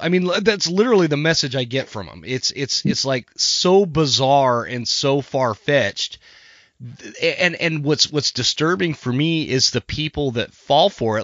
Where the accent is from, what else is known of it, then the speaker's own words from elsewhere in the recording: Utah, United States; I grew up in Utah where where it's all mule deer